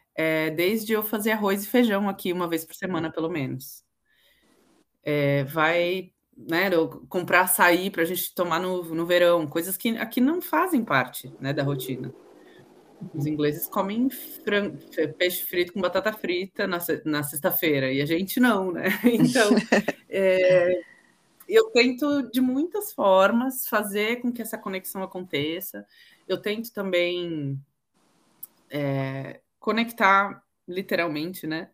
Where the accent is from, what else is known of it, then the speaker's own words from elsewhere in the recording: Santos, São Paulo, Brazil; moved away as an adult; now in London, United Kingdom; Eu nasci em Santos, litoral de São Paulo. Moro em Londres há quase 14 anos